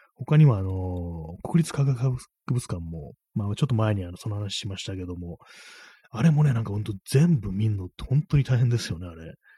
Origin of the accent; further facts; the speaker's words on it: Tokyo, Japan; 東京生まれ